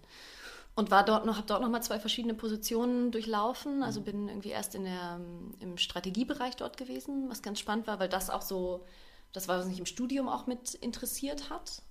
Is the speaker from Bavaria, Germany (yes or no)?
yes; Bavaria, Germany; also born or lived in Hannover; ich wohne schon sehr, sehr lange hier ja. in Bayern, seit ich ähm, fünf bin